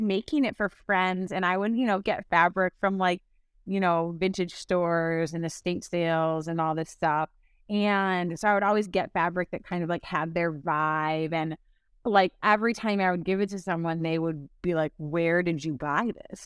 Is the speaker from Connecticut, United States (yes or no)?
no; Milwaukee, Wisconsin, United States; also born or lived in St. Louis, Missouri / Madison, Wisconsin; I grew up in Saint Louis, but then ended up moving to Milwaukee when I was in middle school. So, I, um, I consider myself a Milwaukeean